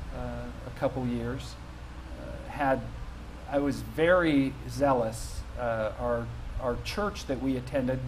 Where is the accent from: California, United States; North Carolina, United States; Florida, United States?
California, United States; Santa Cruz; I was born and raised in Santa Cruz, California